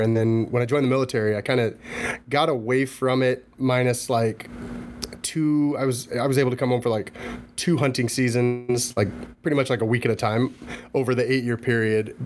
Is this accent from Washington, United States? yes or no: yes; Washington, United States; I'm from Washington State